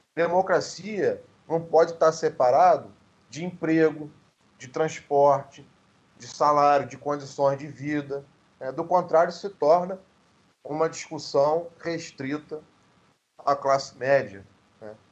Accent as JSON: {"language": "Portuguese", "region": "Rio de Janeiro", "country": "Brazil", "tie": "born or raised there", "said": "na própria Zona Oeste, de onde eu venho"}